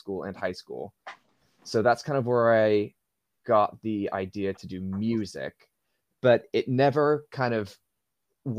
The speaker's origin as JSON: {"language": "English", "town": "Waltham", "region": "Massachusetts", "country": "United States", "tie": "born or raised there", "moved": "as an adult", "lives_now": "United Kingdom", "said": "I'm from a town called Waltham, which is in Massachusetts. It's a suburb of Boston"}